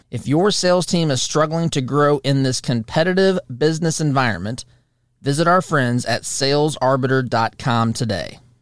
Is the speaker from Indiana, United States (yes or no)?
yes; Monrovia, Indiana, United States; I'm from Monrovia